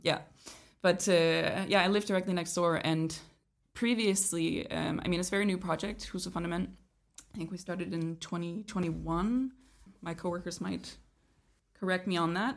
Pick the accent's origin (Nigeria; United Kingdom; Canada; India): Canada; moved away as an adult; also born or lived in Denmark / Aarhus, Denmark; now in Kolding, Denmark; I was born in Denmark, but I was raised in Canada.